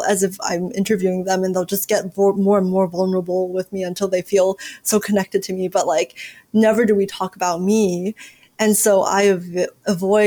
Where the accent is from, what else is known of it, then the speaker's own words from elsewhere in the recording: United States; growing up in America